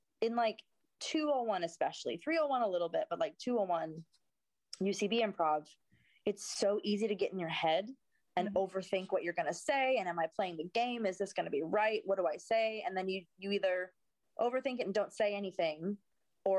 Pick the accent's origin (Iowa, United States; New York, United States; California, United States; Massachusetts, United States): Iowa, United States; Davenport; moved away as an adult; also born or lived in Chicago suburbs, Illinois / Los Angeles; now in London, United Kingdom; I grew up in Iowa